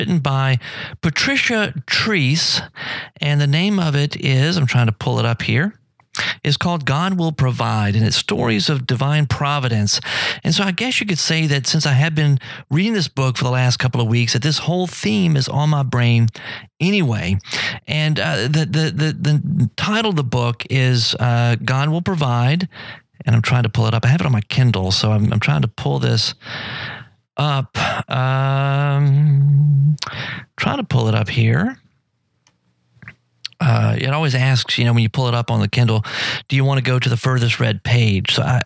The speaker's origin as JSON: {"language": "English", "country": "United States", "said": "we Americans"}